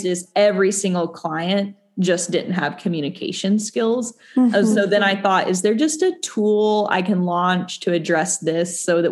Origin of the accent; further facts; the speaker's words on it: Tennessee, United States; I grew up in Tennessee and I had a really conservative upbringing